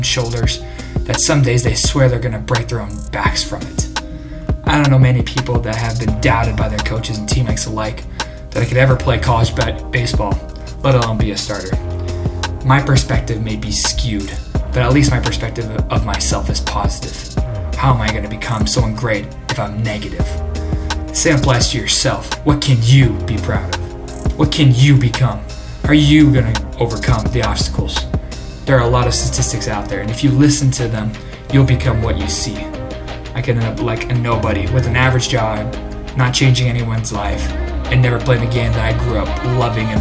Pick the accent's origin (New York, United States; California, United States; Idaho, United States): Idaho, United States; Southeast; Being born and raised in Southeast Idaho, growing up in a financially fluctuating home